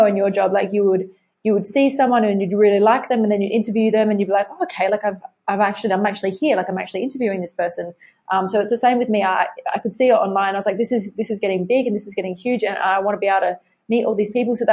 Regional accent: Adelaide, South Australia, Australia; growing up in Adelaide

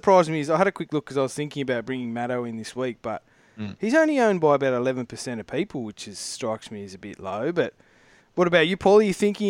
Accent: Australia; I'm just a Aussie battler

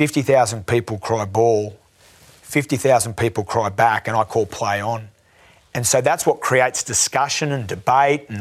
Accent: Canberra, Australian Capital Territory, Australia; I'm from Canberra.

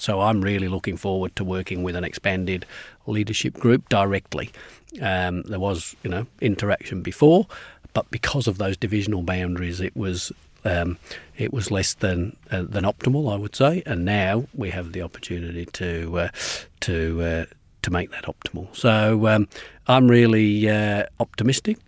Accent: England, United Kingdom; moved away as an adult; also born or lived in Glasgow, Scotland; now in Melbourne, Australia; my parents moved to England when I was six, and so I was brought up at school uh, in England

